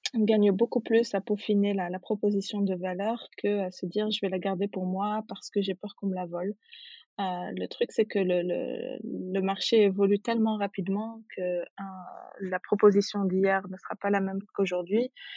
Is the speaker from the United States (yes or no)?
no; Tunis, Tunis Governorate, Tunisia; moved away as an adult; also born or lived in Djerba, Tunisia / France; je suis née, j'ai grandi en Tunisie, à Tunis.